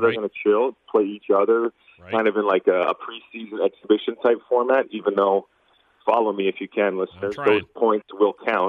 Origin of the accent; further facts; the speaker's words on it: Canada; moved away as an adult; now in Chicago, United States; as a Canadian, mm-hmm. I have an American wife, and I've lived in the States since I was 18